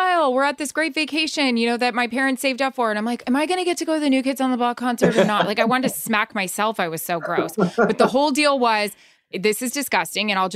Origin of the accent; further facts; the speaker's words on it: New England, United States; I was raised in New England